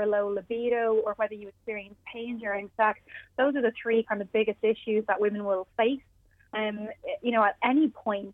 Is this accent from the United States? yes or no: no; Ireland; we're from Ireland